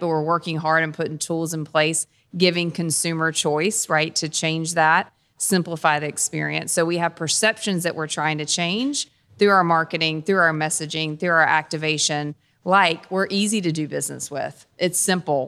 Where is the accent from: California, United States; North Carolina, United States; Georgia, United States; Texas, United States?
North Carolina, United States; Dunn; also born or lived in Kentucky / Cincinnati; I'm from Dunn, North Carolina. So a North Carolina native